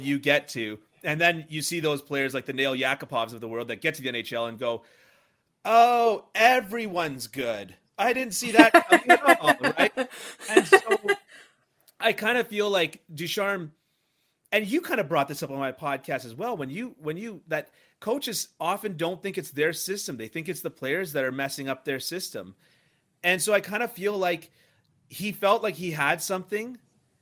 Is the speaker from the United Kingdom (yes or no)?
no; Toronto, Ontario, Canada; I'm an Anglophone, right, and I'm from Toronto